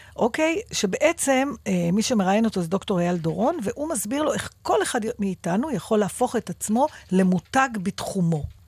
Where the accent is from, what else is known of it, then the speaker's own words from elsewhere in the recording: Givatayim, Tel Aviv District, Israel; בילדותי, בשנות ה-60 וה-70 בגבעתיים